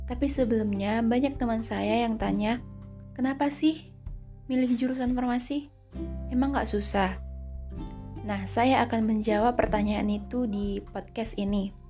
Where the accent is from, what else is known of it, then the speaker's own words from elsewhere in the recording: North Sumatra, Indonesia; Saya berasal dari Sumatera Utara.